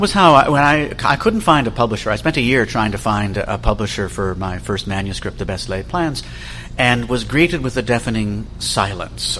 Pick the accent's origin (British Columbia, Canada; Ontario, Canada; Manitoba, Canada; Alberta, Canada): Ontario, Canada; Toronto; my rather idyllic childhood growing up in Leaside.